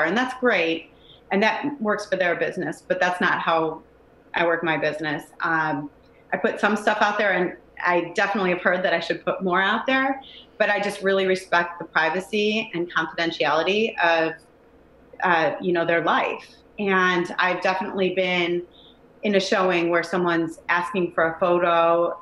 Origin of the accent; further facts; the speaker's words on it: Cleveland, Ohio, United States; I grew up in Cleveland